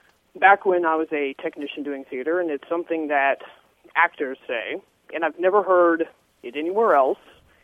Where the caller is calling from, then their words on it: Roanoke, Virginia, United States; Roanoke, Virginia.